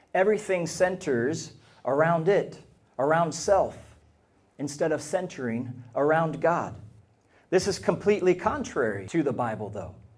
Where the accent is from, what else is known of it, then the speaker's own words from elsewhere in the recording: United States; now in Ireland; As an American